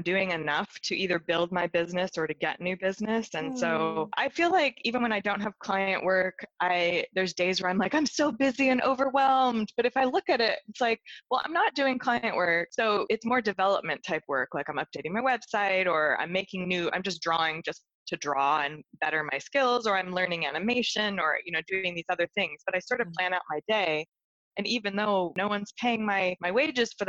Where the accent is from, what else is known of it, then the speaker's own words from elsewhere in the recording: Seattle, Washington, United States; also born or lived in Chicago, Illinois; now in London, United Kingdom; I originally grew up in Seattle, Washington area, mm-hmm. But I've lived in Chicago for many, many